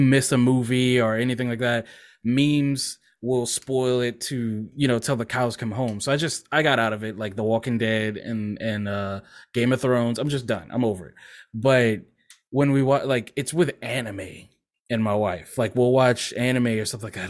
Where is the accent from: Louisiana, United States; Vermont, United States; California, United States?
Louisiana, United States; also born or lived in Mississippi; my parents moved back to Louisiana, because I was born in Mississippi, but we moved back here when I was like a few months old